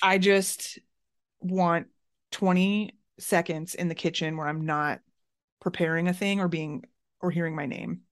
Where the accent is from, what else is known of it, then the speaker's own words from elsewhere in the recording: Florida, United States; now in Chicago, United States; growing up in Florida